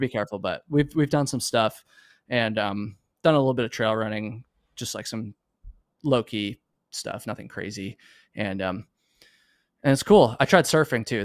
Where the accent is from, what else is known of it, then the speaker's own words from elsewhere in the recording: Vermont, United States; moved away; a good friend of mine that I grew up with in Vermont